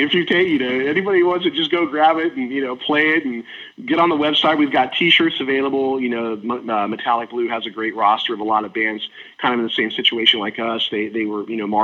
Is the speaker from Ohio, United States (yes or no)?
yes; Cleveland, Ohio, United States; moved away as an adult; also born or lived in Reno, Nevada; I'm originally from Cleveland, Ohio